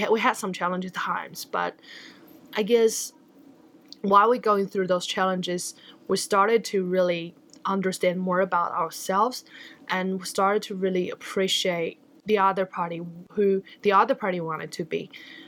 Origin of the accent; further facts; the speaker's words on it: New Zealand; And as a Kiwi entrepreneurs, I feel very proud that we can do that.